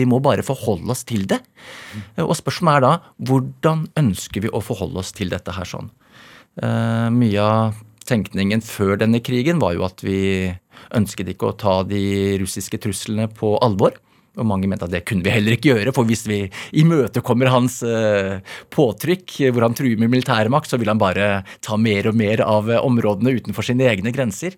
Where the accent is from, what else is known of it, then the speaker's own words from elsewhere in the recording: Asker, Akershus, Norway; Jeg er fra Asker